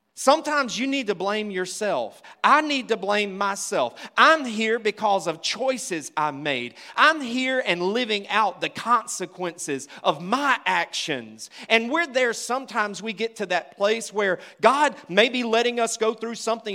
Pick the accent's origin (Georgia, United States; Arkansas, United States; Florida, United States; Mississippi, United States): Mississippi, United States; I grew up in Mississippi